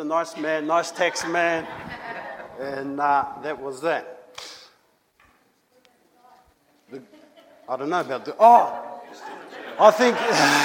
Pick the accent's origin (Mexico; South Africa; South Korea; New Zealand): New Zealand; Moi, je viens de Nouvelle-Zélande. Me, I come from New Zealand.